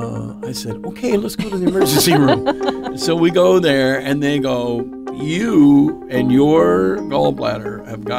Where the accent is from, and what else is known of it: Eugene, Oregon, United States; born or raised there; also born or lived in Everett, Washington